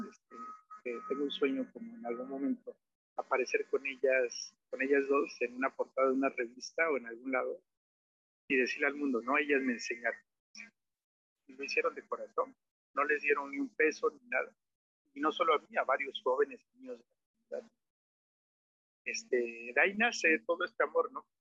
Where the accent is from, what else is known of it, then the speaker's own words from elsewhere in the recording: Nejapa de Madero, Oaxaca, Mexico; yo este, nací en Nejapa de Madero, de padres nejapeños